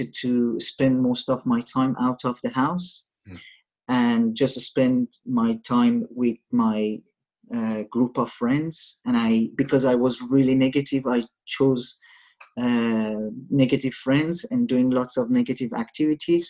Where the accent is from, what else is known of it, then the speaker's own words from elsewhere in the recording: Shiraz, Fars, Iran; moved away; I'm from Iran, a city called Shiraz, which is a southern city.